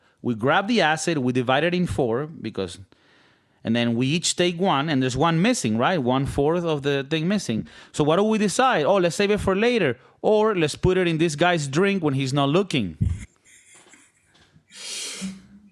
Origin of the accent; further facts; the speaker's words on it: Valencia, Carabobo, Venezuela; English is a second language; now in California, United States; it takes us like an hour to get to the beach from our hometown in Valencia, Venezuela